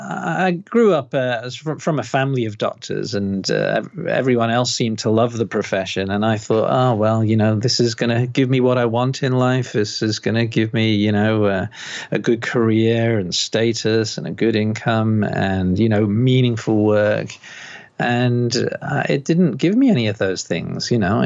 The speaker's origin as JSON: {"language": "English", "town": "Liverpool", "region": "North West England", "country": "United Kingdom", "moved": "as an adult", "lives_now": "Australia", "said": "Oh, no, I'm from Liverpool, UK originally, like about 27 years ago. So when I go back to Liverpool, people go, where are you from? You're not from here."}